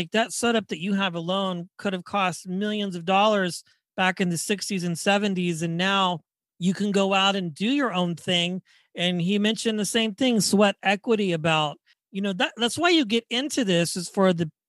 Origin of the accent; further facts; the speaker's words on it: Wichita, Kansas, United States; I'm from Wichita, Kansas